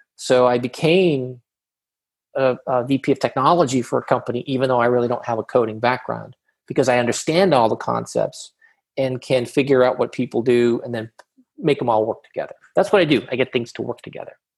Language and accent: English; Boston, Massachusetts, United States; now in Southern California, United States; I'm originally from Boston, Massachusetts, Jamaica Plain to be specific